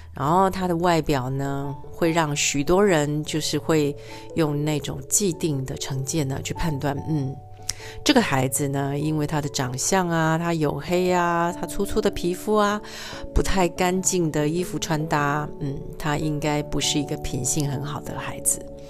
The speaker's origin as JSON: {"language": "Chinese", "region": "southern Taiwan", "country": "Taiwan", "said": "套一句我们南部人讲的"}